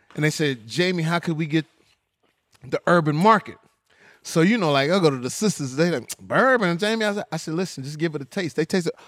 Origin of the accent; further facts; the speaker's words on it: Texas, United States; I'm from Texas, so I, you know, these my people